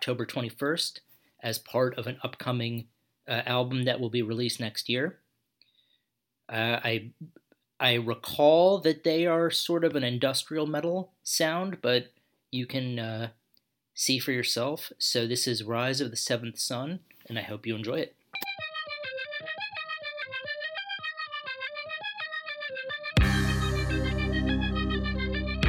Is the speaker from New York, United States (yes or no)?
yes; New York, United States; moved away as an adult; also born or lived in Macau; since I grew up in New York